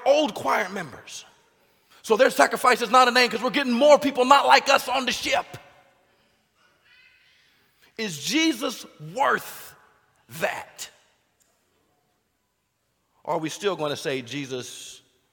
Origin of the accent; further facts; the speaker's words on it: United States; I'm American does not automatically make me Christian